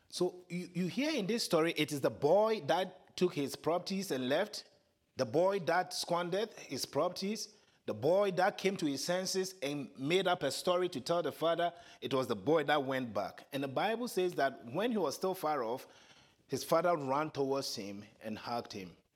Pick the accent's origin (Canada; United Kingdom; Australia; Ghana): Ghana; accent: African; first language Twi; English is a second language; moved away; my first language, Chi, T-W-I